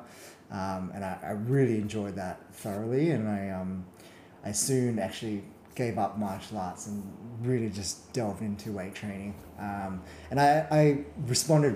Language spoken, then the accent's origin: English; Perth, Western Australia, Australia; I grew up and born and raised in Perth